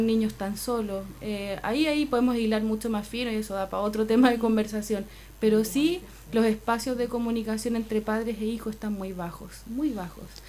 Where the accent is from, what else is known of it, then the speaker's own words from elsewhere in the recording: Santiago, Santiago Metropolitan Region, Chile; now in Aysén, Chile; yo soy santiaguina